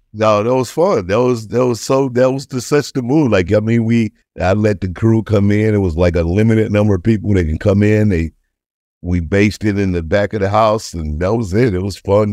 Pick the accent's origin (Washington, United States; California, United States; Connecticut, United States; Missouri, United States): Missouri, United States; St. Louis; I'm from Saint Louis, uh, single parent house